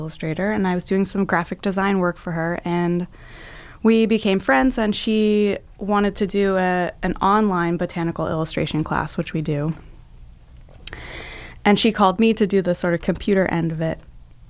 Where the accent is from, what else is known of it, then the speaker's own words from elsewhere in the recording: Florida, United States; I'm from Florida.